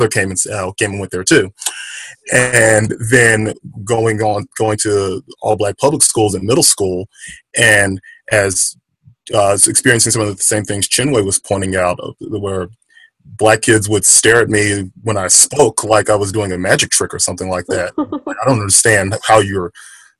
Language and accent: English; Baton Rouge, Louisiana, United States; Growing up in Louisiana, Baton Rouge